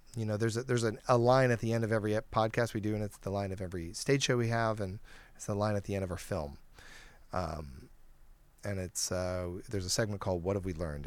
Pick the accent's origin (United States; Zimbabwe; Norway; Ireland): United States; Detroit, Michigan; I grew up in Detroit.